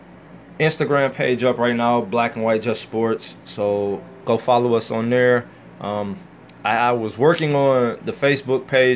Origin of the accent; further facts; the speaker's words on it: Cleveland, Ohio, United States; we're from Cleveland. We've been here forever